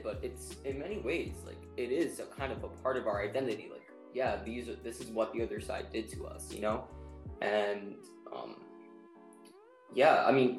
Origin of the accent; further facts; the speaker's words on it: United States; I remember growing up in the States, and I've only been to Israel twice, but my father's from there, my grandparents, both my, on my father's side, my grandfather and grandmother are Mizrahi Jews from Iran and Iraq.